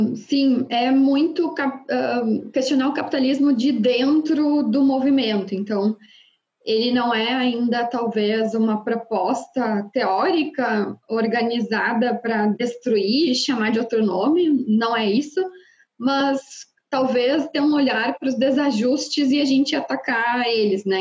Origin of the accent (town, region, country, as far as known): Rio Grande do Sul, Brazil